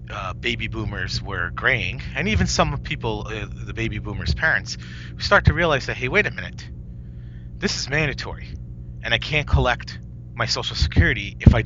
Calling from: White Plains, New York, United States; White Plains, New York.

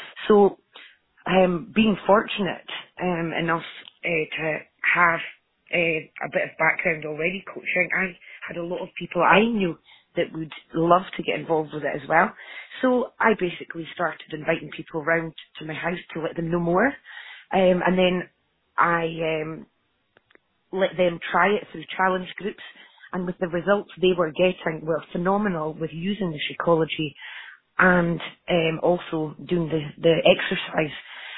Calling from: Scotland, United Kingdom; Oh, sorry, Aberdeenshire.

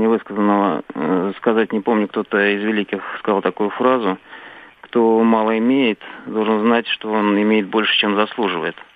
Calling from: Saratov, Saratov Oblast, Russia; Здравствуйте. Э, я, я из Саратова.

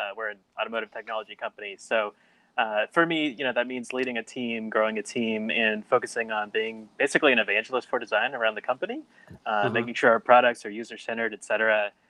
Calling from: Florida, United States; Yeah, I'm in Florida right now, kind of North Orlando area.

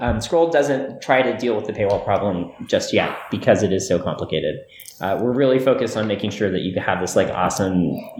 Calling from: Portland, Oregon, United States; now I'm calling in from Portland, Oregon.

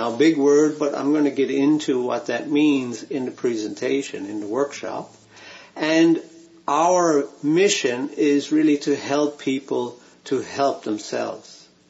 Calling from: Vancouver, British Columbia, Canada; it's my pleasure to be here with you today. I'm joining you from Vancouver, Canada

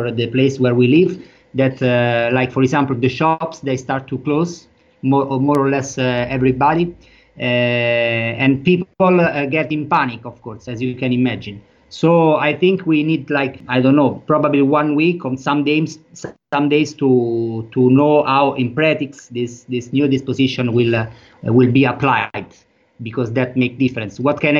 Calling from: Rome, Lazio, Italy; English is a second language; I'm speaking from Rome, that is the biggest city in Italy.

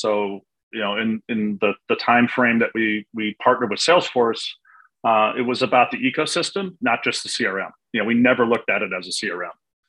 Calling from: Siesta Key, Florida, United States; Enjoying a month away from Chicago, the cold winters in Chicago, and I'm currently in Siesta Key, Florida.

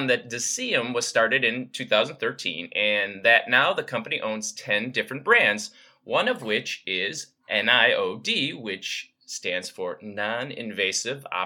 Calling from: Maryland, United States; I'm listening from Maryland.

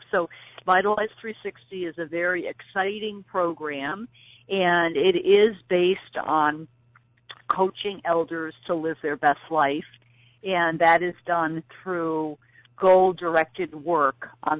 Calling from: New Hampshire, United States; I am calling from New Hampshire.

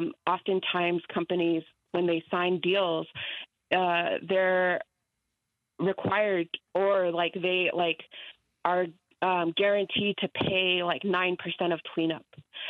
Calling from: Albuquerque, New Mexico, United States; I'm calling from Albuquerque.

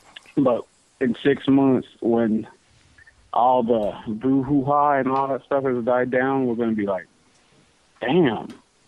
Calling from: California, United States; Southern California.

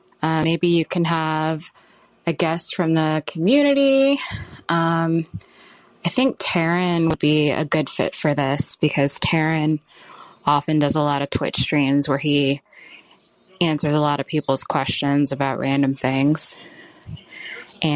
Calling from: California, United States; I'm calling from Orange County, California.

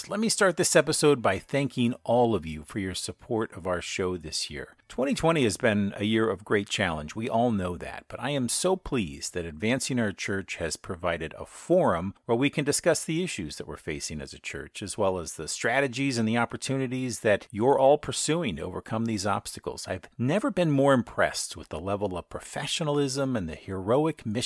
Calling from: Pennsylvania, United States; I'm broadcasting from Pennsylvania, and we're in the middle of a big snowstorm.

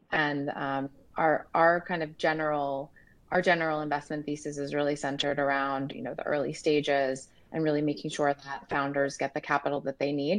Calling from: Dallas, Texas, United States; I am dialing from Dallas, Texas.

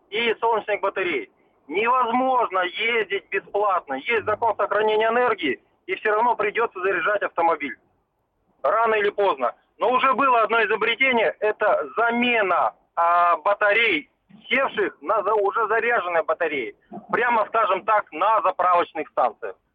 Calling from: Novosibirsk, Novosibirsk Oblast, Russia; Вот я из Новосибирска, ага. звоню вам.

